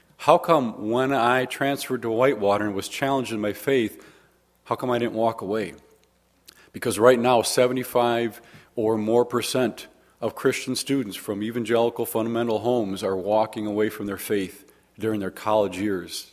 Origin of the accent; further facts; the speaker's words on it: Waukesha, Wisconsin, United States; also born or lived in Arkansas; I'm actually just from Waukesha, not that exciting